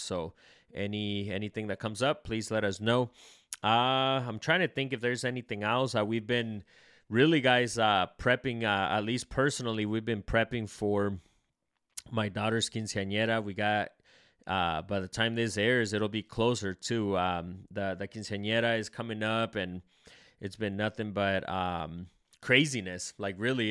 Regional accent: El Salvador; I'm Salvadorian

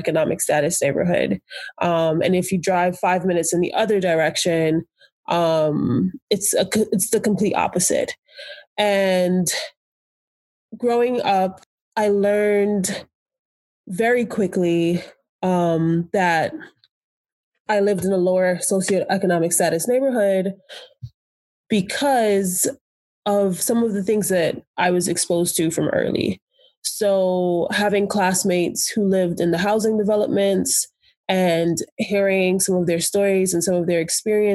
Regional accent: New York City, New York, United States; moved away as an adult; I grew up in Brooklyn, New York

